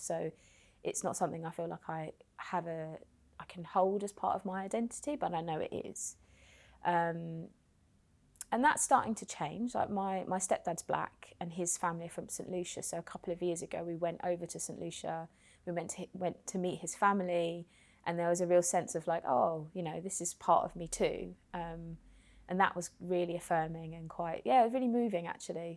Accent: London, United Kingdom; also born or lived in West Country; I grew up in Hackney

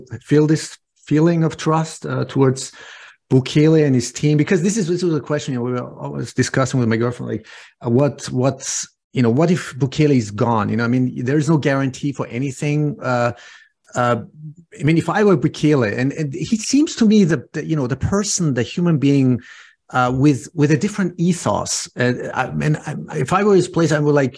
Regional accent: Austria; also born or lived in Iran / California; I was born in Persia, and I came to Austria when I was 7 years old

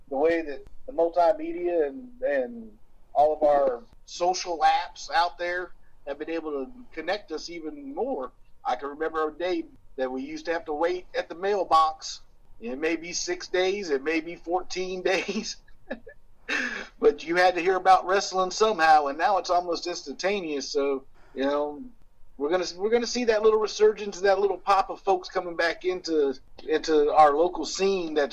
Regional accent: New Orleans, Louisiana, United States; You know, growing up in New Orleans and going to shows in Picayune, Mississippi, and going to shows in Tylertown, and going to shows in in McComb when I was younger.

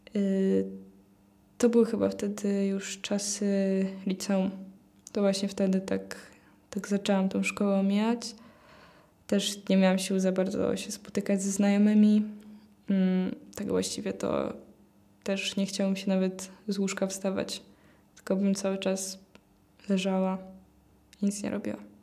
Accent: Płock, Masovian Voivodeship, Poland; mam 18 lat, przyjechałam z Płocka.

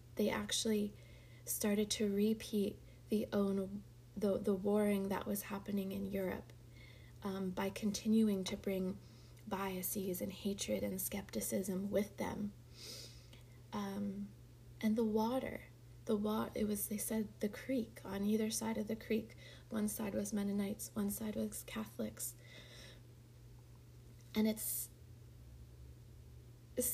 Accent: Boyertown, Pennsylvania, United States; when I moved back to my hometown area, Boyertown

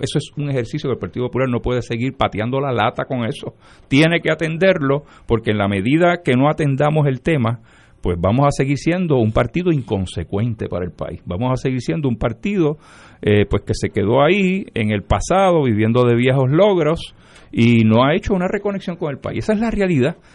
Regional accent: Lares, Puerto Rico; nací y me crié en Lares

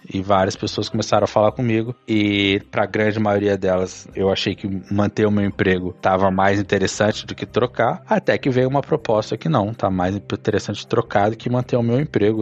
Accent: Espírito Santo, Brazil; moved away as an adult; also born or lived in São Paulo / Australia / Malta / Cyprus; eu sou de São Paulo, mas eu fui muito novo, uns 10 anos, pro Espírito Santo

